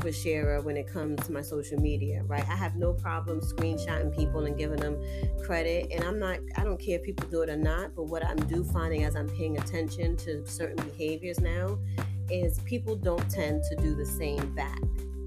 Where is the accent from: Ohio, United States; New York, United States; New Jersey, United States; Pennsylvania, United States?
New York, United States; New York City; I was born and raised in Harlem